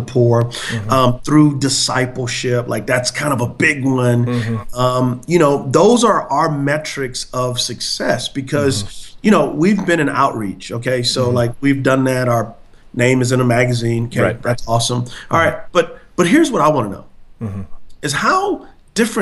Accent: San Antonio, Texas, United States; moved away as an adult; now in Charlotte, United States; I'm from San Antonio, Texas

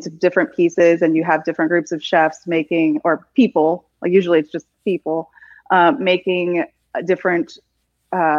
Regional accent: South Louisiana, United States; I don't even think I had rice and gravy growing up as a child in South Louisiana

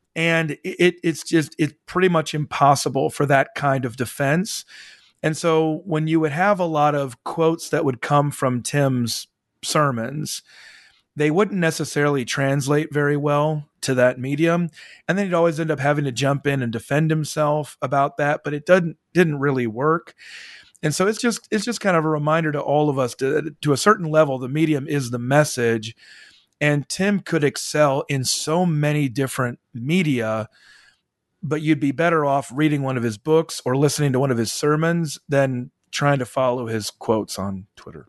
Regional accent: Midwest, United States; now in the South, United States; I live in the South and I grew up in the Midwest

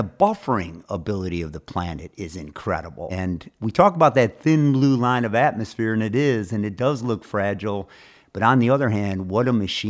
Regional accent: Michigan, United States; I am from Michigan.

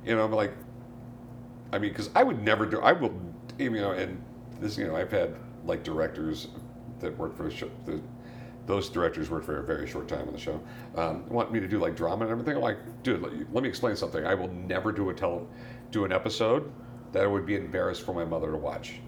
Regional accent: San Diego, California, United States; also born or lived in North Carolina; I grew up in San Diego. Yeah. You know, I was born in North Carolina. My dad was in the Navy. Got transferred to San Diego when I was yeah. like two. Grew up there.

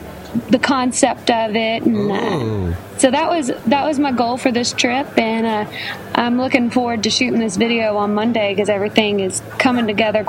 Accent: Millbrook, Alabama, United States; I'm from the Montgomery area. I went to high school in Montgomery, and our house was in a smaller town called Millbrook, which is right down the road from Montgomery.

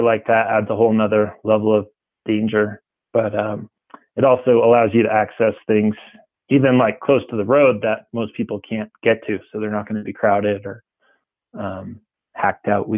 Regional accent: Maine, United States; moved away as an adult; also born or lived in New Hampshire / Ouray, Colorado / Juneau, Alaska; I grew up in Maine and New Hampshire

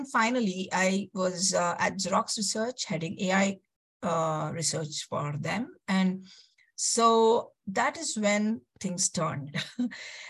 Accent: Bangalore, Karnataka, India; I'm basically from Bangalore, south of India

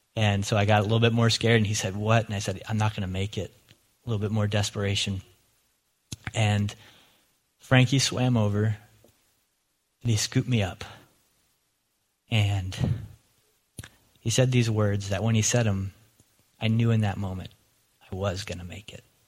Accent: Lancaster County, Pennsylvania, United States; moved away; as a kid growing up in Lancaster County

